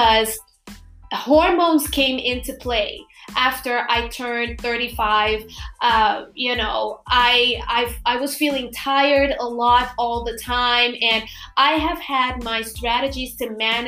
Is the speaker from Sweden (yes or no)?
no; Curaçao; first language Papiamento; English is a second language; I am from Curaçao, and I have a big audience that speaks my native language, Papiamento